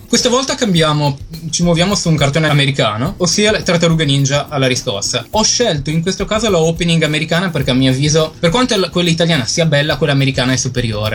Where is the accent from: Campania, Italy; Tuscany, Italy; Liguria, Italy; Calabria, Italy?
Liguria, Italy; near Genoa, inland; now in London, United Kingdom; Vengo dalle parti di Genova